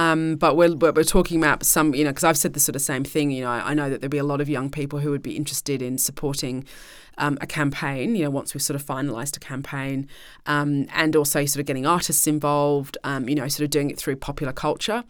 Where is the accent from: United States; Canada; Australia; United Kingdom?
United Kingdom; as the British people and as British taxpayers